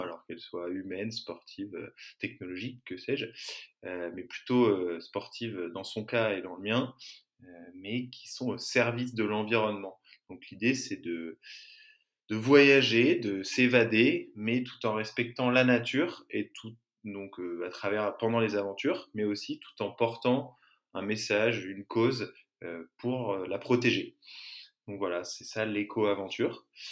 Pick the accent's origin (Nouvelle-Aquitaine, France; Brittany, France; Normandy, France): Brittany, France; Larmor-Plage; now in Marseille, France; j'ai grandi en Bretagne, dans le Morbihan, à Larmor-Plage